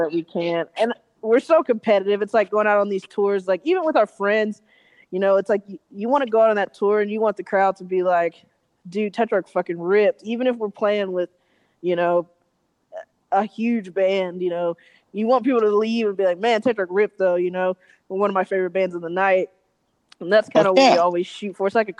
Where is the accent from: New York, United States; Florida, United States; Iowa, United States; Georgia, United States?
Georgia, United States; Atlanta; moved away as an adult; now in Los Angeles, United States; we're from Atlanta, but we live in L.A.